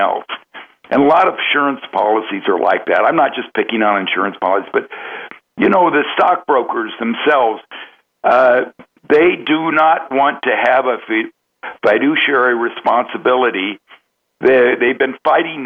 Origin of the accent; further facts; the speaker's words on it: Oakland, California, United States; I grew up in Oakland